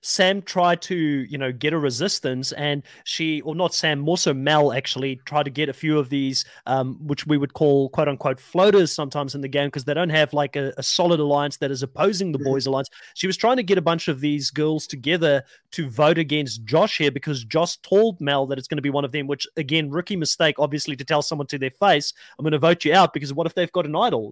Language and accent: English; South Africa; now in New Zealand; I'm South African born. I've lived in New Zealand for a long time now